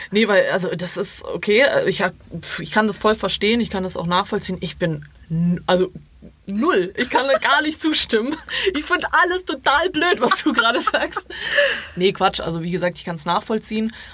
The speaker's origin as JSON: {"language": "German", "country": "Croatia", "said": "ich bin Kroatin, äh, ich äh, weiß nicht, wie man Deutsch ich, ich, spricht."}